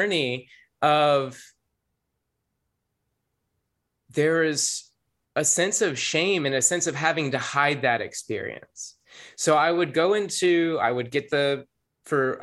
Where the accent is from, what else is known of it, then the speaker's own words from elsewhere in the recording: the South, United States; growing up in the South